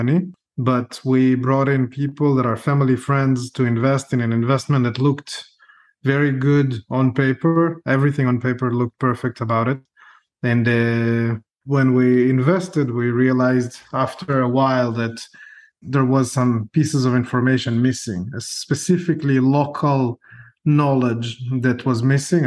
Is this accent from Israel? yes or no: yes; Israel; moved away; also born or lived in Ukraine; I was born in Ukraine, grew up in Israel, and I was a combat officer in the Israeli army